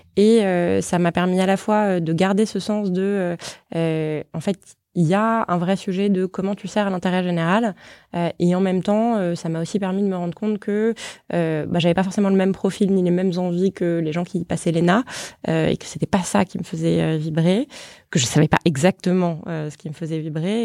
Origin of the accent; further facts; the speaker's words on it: Paris, Île-de-France, France; je suis née, j'ai grandi à Paris